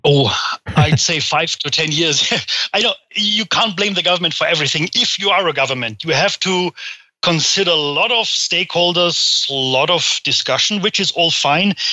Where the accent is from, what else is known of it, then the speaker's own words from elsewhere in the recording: Germany; I hail from Germany